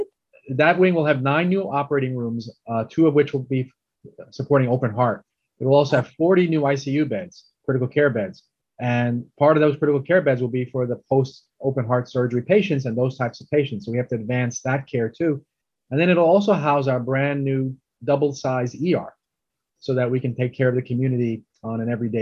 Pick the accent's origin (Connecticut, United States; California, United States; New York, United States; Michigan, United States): New York, United States; Brooklyn; also born or lived in India / Oceanside; I was born in India, but I came to Brooklyn when I was two.